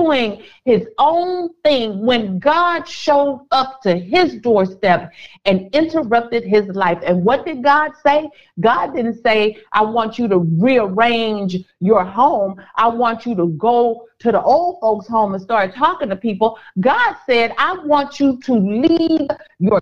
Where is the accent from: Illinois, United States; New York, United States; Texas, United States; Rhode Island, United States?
Texas, United States; Houston; moved away as an adult; now in Dallas, United States; I know Houston, Texas, because I'm from Houston. I know the nooks. I know the crannies